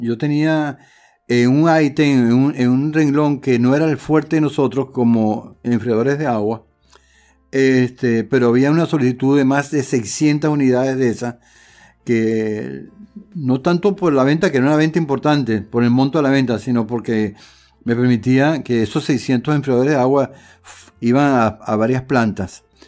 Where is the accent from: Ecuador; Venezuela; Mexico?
Venezuela; Caracas, Capital District; moved away as an adult; also born or lived in Puerto Ordaz; yo eh, soy de Caracas y me desarrollé, después que salí de la universidad fui a trabajar a, Puerto Ordaz